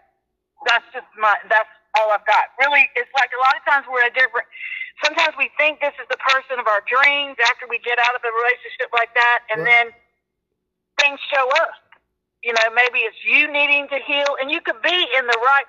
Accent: Pensacola, Florida, United States; I'm from Pensacola, Florida

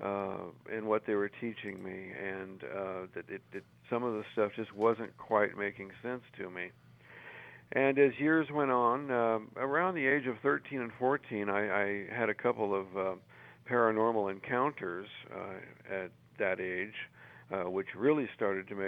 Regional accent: California, United States; I was born and raised in California

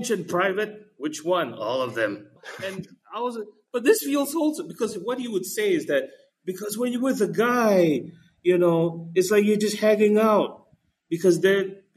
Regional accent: Malaysia; it's just a Malaysian thing. We pick up accents really well with enough exposure

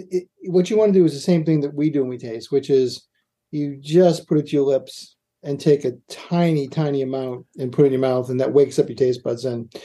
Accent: Boston, Massachusetts, United States; now in New York, United States; I say pecan because I'm from Boston.

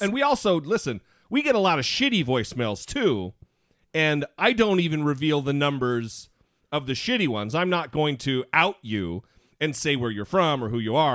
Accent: Idaho, United States; moved away; I consider it my home state. I was born, I was reared for the most part there

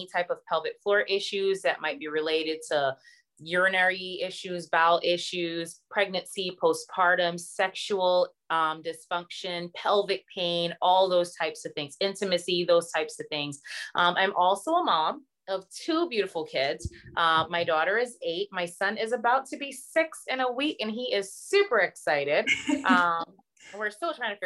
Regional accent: Barbados; moved away; I'm originally from Barbados.

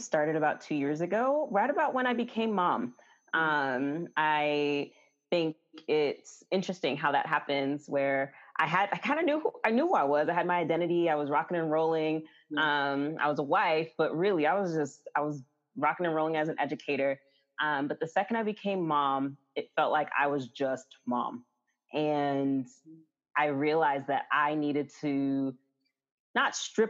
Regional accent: New York, United States; moved away as an adult; also born or lived in Florida; now in Atlanta, United States; I was actually born and raised in New York, and went to school in Florida

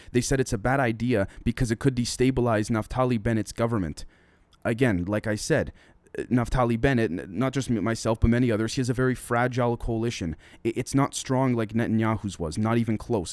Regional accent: Toronto, Ontario, Canada; I'm from Toronto, I'm from Canada

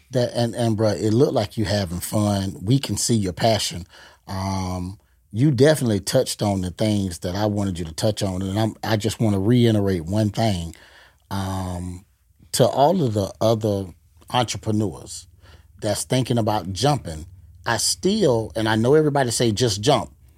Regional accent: Gainesville, Florida, United States; now in Tampa, United States; I'm originally from Gainesville

